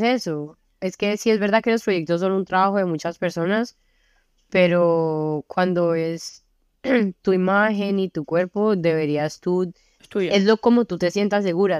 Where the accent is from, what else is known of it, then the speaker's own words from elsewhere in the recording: Cali, Valle del Cauca, Colombia; moved away as an adult; also born or lived in Belgium; now in Brussels, Belgium; mi vida en Colombia y lo que viví, como donde crecí